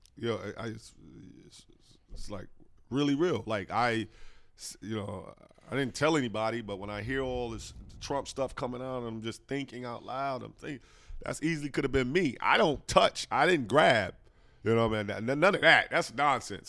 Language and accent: English; New Jersey, United States; my hometown, New Jersey